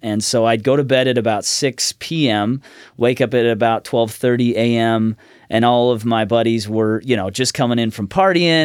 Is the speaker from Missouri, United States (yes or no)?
no; Woodburn, Oregon, United States; also born or lived in Olympia, Washington / Salem, Oregon / Orange County, California; I was born in Olympia, Washington, but at five, we moved to Woodburn, Oregon, was there, uh, about seven years, and then moved to Salem